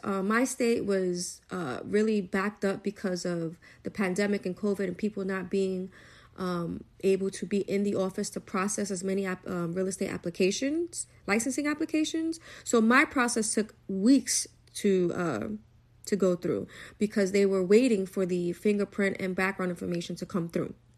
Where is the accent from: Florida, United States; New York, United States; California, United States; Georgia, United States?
New York, United States; New York City; I'm a New Yorker, born and raised from Brooklyn